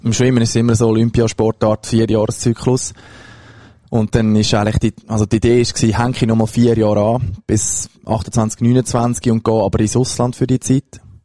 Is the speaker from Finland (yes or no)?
no; between Zug and Lucerne, near Lucerne, Switzerland; ich bin in Buchereien aufgewachsen, das ist in der Nähe von Luzern, also zwischen Zog und Luzern